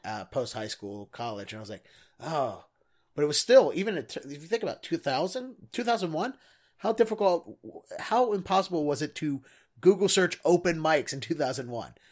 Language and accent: English; Baltimore, Maryland, United States; I grew up in Baltimore